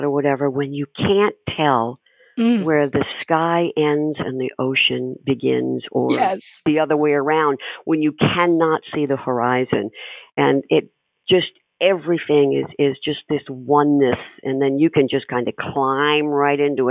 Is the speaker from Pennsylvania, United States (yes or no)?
no; Panama City, Florida, United States; I was born in Panama City, you know, right then in Florida